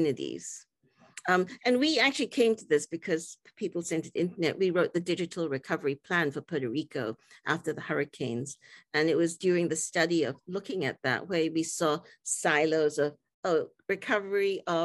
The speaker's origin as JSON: {"language": "English", "country": "Singapore", "tie": "born or raised there", "said": "I grew up in Singapore"}